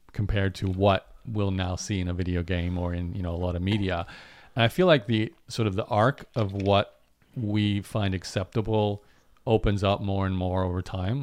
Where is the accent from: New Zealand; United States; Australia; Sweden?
Australia; where I grew up in Australia, there was …